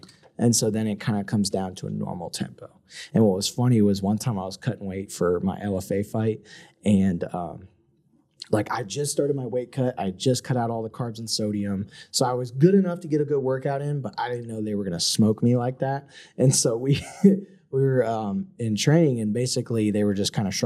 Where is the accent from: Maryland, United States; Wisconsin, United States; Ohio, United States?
Maryland, United States; I'm from Maryland